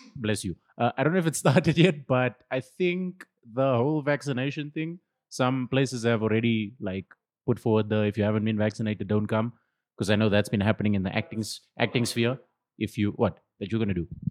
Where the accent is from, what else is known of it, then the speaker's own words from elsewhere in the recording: Benoni, Gauteng, South Africa; this is my hometown. Uh, I live like 20 minutes from here